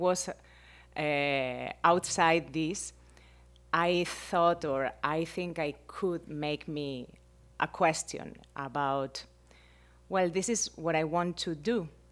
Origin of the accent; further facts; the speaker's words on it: Spain; English is a second language; moved away as an adult; now in Miami, United States; I am from Spain and I am right now, like, six years here